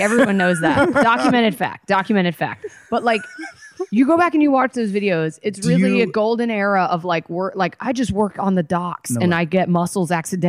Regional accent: Atlanta, Georgia, United States; now in Los Angeles, United States; our friend Farzad, who also we grew up with in Atlanta

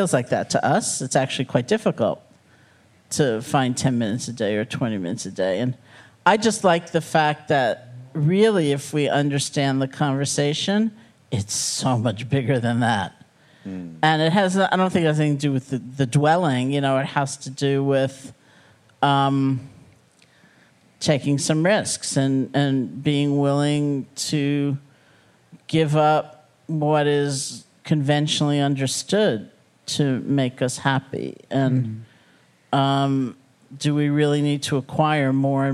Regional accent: New York City, New York, United States; also born or lived in Buffalo; I grew up in New York City.

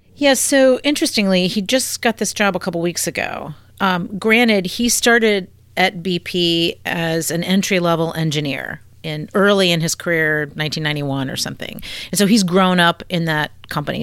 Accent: Virginia, United States; I was born and raised in the Commonwealth of Virginia

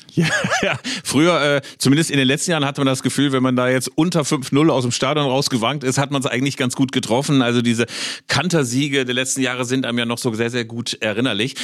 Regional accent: Bielefeld, North Rhine-Westphalia, Germany; Ich als Bielefelder

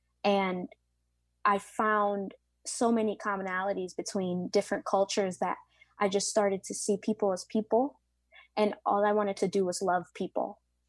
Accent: Bronx, New York, United States; Obviously, I am from European descent, but for the most part, I have a lot more African influences in my bloodline, and obviously Latinx, and I'm actually from the Bronx, so I'm American.

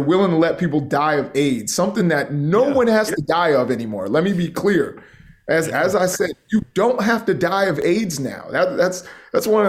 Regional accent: Baltimore, Maryland, United States; I'm from the Baltimore area

